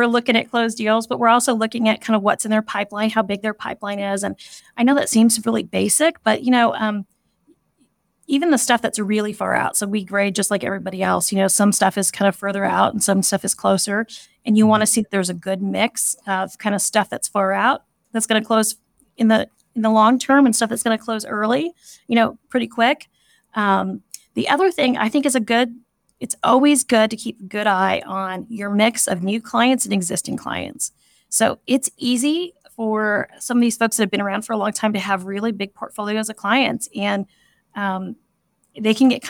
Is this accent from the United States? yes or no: yes; California, United States; moved away as an adult; now in Kansas City, United States; So I grew up in the Bay Area of California